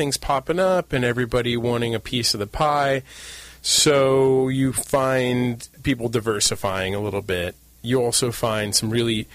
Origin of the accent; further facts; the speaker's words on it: San Diego, California, United States; also born or lived in Santa Barbara; I grew up in San Diego